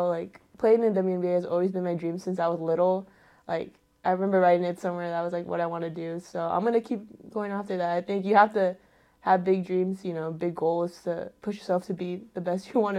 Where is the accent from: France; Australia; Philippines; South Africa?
Philippines; just proud of, like, being Filipino, that's something that really stuck with me, is being able to represent my culture, which is, again, representing my family.